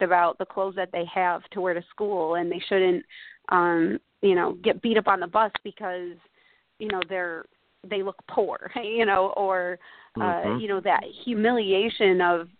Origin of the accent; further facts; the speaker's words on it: Bridgewater, New York, United States; I grew up in a really small town in southern Oneida County in the center of upstate New York, a little town called Bridgewater